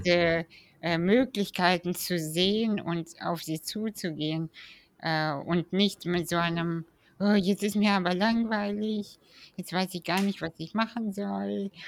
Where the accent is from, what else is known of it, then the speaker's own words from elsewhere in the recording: Kazakhstan; ich bin ja 87 in Kasachstan geboren